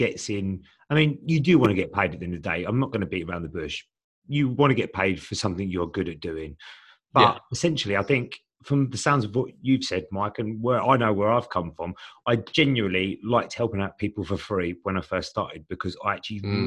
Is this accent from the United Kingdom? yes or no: yes; Medway, South East England, United Kingdom; We're both from Medway